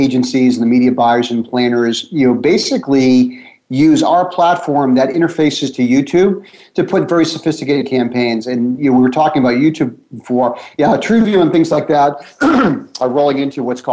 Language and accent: English; Boston, Massachusetts, United States; I'm from Boston